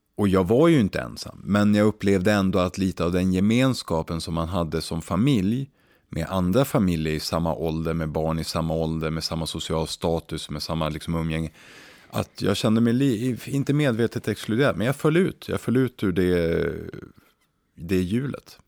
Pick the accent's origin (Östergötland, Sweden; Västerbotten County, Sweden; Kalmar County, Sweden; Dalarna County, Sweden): Västerbotten County, Sweden; Umeå; moved away; när jag växte upp i Umeå